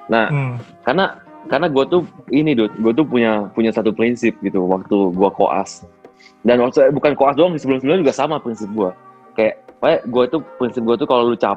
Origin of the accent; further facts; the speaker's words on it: Bali, Indonesia; gua tuh pengen ngerasain hidup di luar kota selain Bali kan gua dari SMA eh, dari TK sampai SMA gua di Bali kan